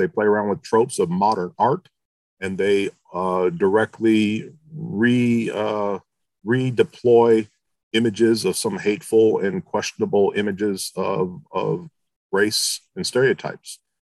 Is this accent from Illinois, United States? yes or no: no; Philadelphia, Pennsylvania, United States; also born or lived in Michigan; But I'm originally from Michigan, but I've lived in lots of different places. And I grew up in junior high and high school in the Philadelphia area